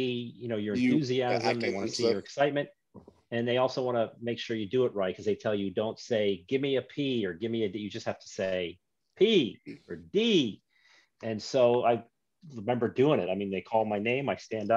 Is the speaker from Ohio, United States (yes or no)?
no; New York, United States; now in Florida, United States; But I'm a New Yorker originally. I'm a New Yorker.